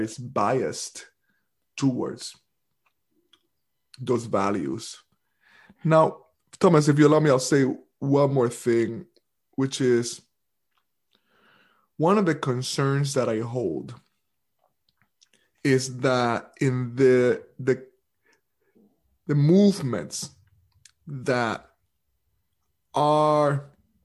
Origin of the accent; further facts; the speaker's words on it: Puerto Rico; now in United States; I'm not only from the Caribbean, I'm from Puerto Rico. And Puerto Rico is a formal and actual colony of the United States right now. So I grew up as a colonial subject.